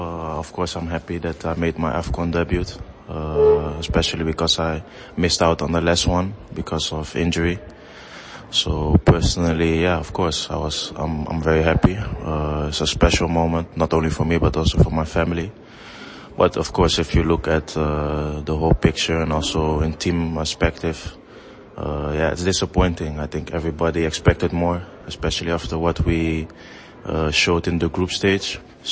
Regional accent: Netherlands; born there; I was born in Holland, but it doesn't change the fact that my dad's from Nigeria.

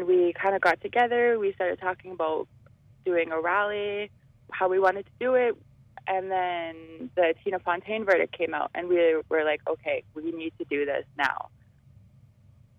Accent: Enoch Cree Nation, Alberta, Canada; I am from the Enoch Cree Nation

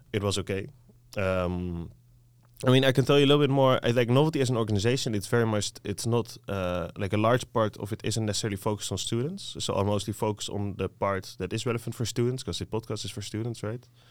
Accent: Netherlands; English is a second language; being Dutch myself growing up in Dutch

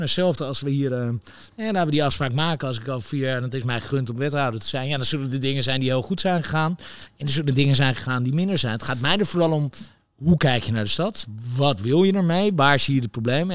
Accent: Netherlands; wij als Nederlanders

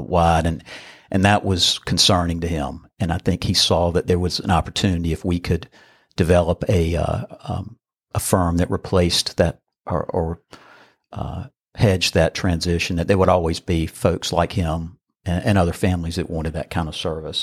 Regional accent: Burlington, North Carolina, United States; I grew up in Burlington, which was, uh, thirty minutes away, right down the road

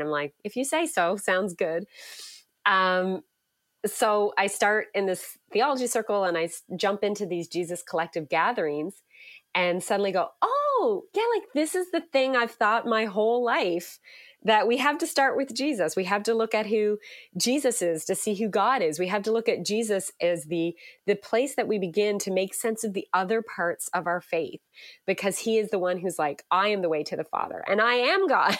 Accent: Newfoundland and Labrador, Canada; moved away as an adult; now in Hamilton, Canada; I grew up in Newfoundland, which many people, uh, find interesting, so if you, uh, hear a little hint of a, an accent there, it might sneak out

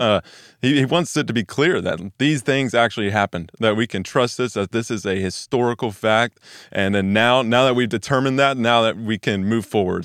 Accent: Weatherford, Texas, United States; now in Dallas, United States; I grew up in Weatherford, Texas, which is about an hour west of Watermark here

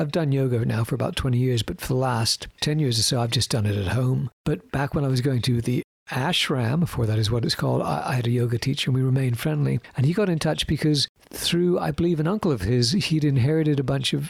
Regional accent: Winnipeg, Manitoba, Canada; also born or lived in Britain; now in London, United Kingdom; would have been back in Winnipeg when I guess I was about 10 years old, 11, 12 years old

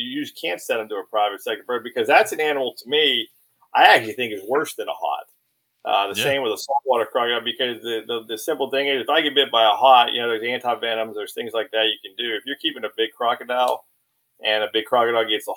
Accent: Pittsburgh, Pennsylvania, United States; moved away; I'm from Pittsburgh, Pennsylvania, and I live down here.

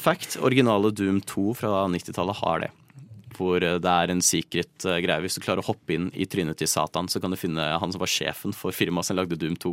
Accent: Nittedal, Akershus, Norway; born or raised there

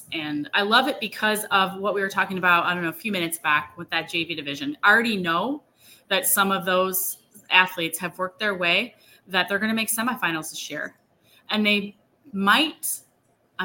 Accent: Elkhart, Indiana, United States; my hometown. There used to be two high schools in the one school district. Well, they merged. And I actually went to one, was called Elkhart Central and Elkhart Memorial

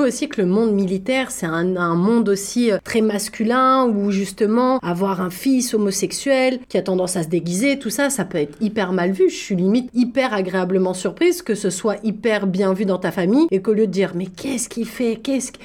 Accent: France; Quand moi j'ai grandi en France

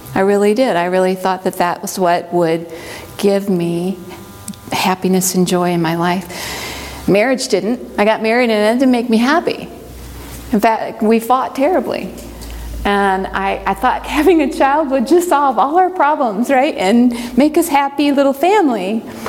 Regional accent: Midwest, United States; now in Hiawassee, Georgia, United States; I grew up in the Midwest

